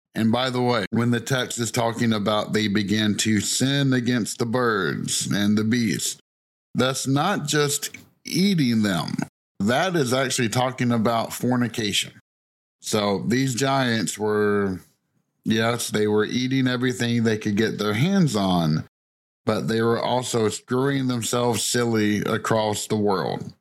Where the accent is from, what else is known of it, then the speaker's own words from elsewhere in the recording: the South, Southern United States, United States; accent: thick southern; my thick southern accent